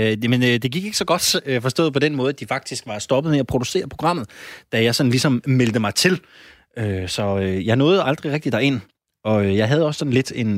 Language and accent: Danish; Randers, Central Denmark Region, Denmark; moved away; jeg er jo fra Randers